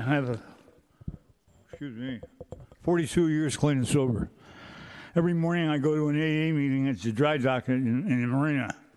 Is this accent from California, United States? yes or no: yes; San Francisco, California, United States; born and raised in San Francisco